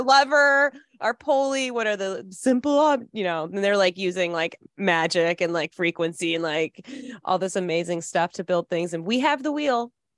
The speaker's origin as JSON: {"language": "English", "town": "Midland", "region": "Michigan", "country": "United States", "said": "I'm from Midland, Michigan, so that's the he, world headquarters at Dow Chemical"}